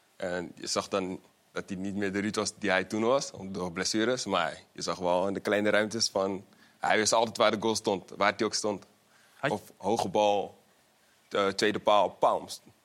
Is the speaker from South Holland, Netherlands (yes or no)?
yes; The Hague, South Holland, Netherlands; Ik kom uit Molenwijk, Den Haag